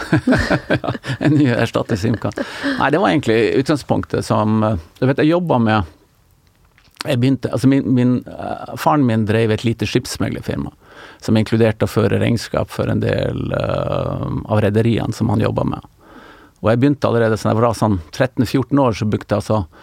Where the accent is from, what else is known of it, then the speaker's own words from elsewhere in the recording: Tromsø, Troms, Norway; moved away as an adult; also born or lived in Oslo; da jeg vokste opp i Tromsø